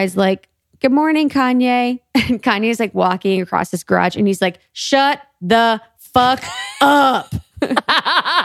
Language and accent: English; Ohio, United States; moved away